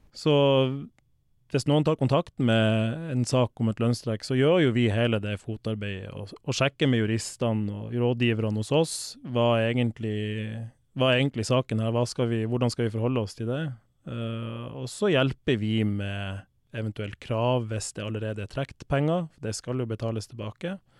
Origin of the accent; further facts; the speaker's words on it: Balsfjord, Troms, Norway; now in Sørum, Norway; Opprinnelig så kommer jeg fra Balsfjord i Troms. Eh, vokste opp på et gårdsbruk med melkekyr